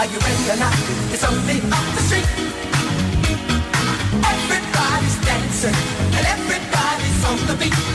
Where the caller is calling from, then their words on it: Canary Islands, Spain; A ver, soy … de Gran Canaria.